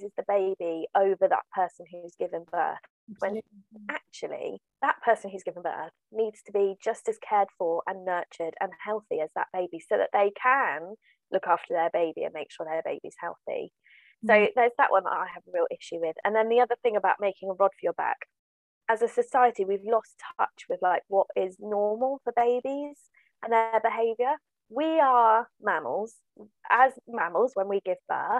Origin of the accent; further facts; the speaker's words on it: Swindon, South West England, United Kingdom; now in Devon, United Kingdom; I live in Devon. I grew up in Swindon in Wiltshire.